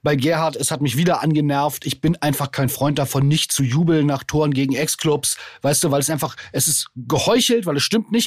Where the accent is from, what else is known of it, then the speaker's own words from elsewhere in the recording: Berlin, Germany; der Verein aus meiner Heimatstadt